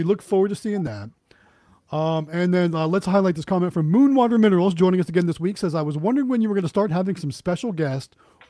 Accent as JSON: {"language": "English", "town": "Youngstown", "region": "Ohio", "country": "United States", "moved": "yes", "said": "I'm originally from Youngstown, Ohio, which is kind of known for boxing."}